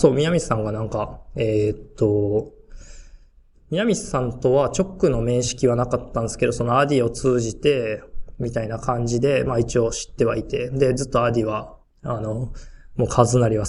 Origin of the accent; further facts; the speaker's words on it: Nishinomiya, Hyogo, Japan; moved away as an adult; also born or lived in Jerusalem, Israel; now in Kobe, Japan; 僕、あの、神戸市、神戸っていうか、まあ、西宮出身っていうか、神戸の隣なんですけど、うん。うん、で、関西出身で、あ、そうです、そうです、甲子園のほんと近くに住んでて、あの、そこ出身で